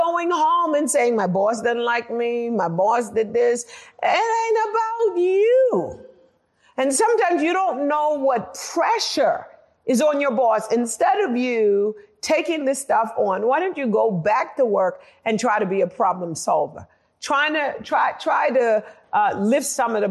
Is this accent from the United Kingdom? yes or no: yes; United Kingdom; moved away; also born or lived in United States; I'm actually British American. my culture, I was culturalized in Britain